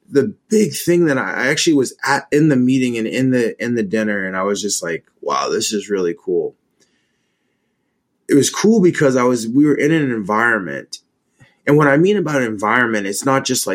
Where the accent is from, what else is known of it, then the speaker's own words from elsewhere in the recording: Maine, United States; now in DC, Maryland, Virginia area, United States; I'm from Maine, so I'm used to dealing with 2-3 feet of snow